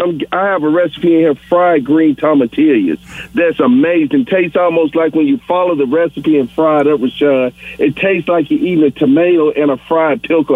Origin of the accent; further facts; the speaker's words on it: the South, United States; growing up in the South, when my father would always go back to Chicago.